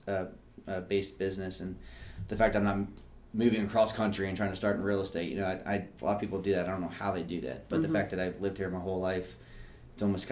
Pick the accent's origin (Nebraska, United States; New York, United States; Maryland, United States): Maryland, United States; Rockville; also born or lived in College Park, Maryland; I've lived in like a 5 mile radius my whole life. I was born in Rockville